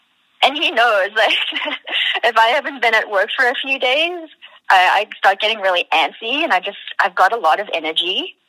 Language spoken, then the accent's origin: English; South Africa; now in Canada; because we're from South Africa.